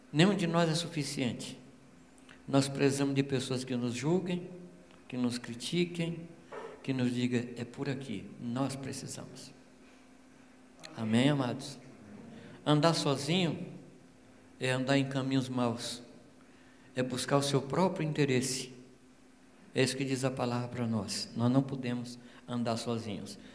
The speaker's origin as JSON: {"language": "Portuguese", "region": "Minas Gerais", "country": "Brazil", "said": "eu sou mineiro"}